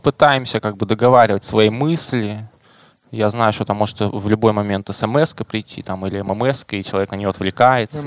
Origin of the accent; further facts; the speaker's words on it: Krasnoyarsk, Krasnoyarsk Krai, Russia; я как красноярец